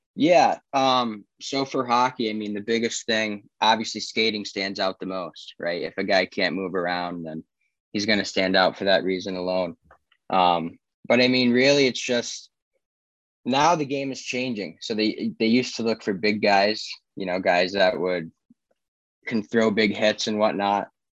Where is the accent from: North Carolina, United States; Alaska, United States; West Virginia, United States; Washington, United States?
North Carolina, United States; Charlotte; also born or lived in Saratoga Springs, New York / Franklin, Tennessee; I moved down here to Charlotte when I was seven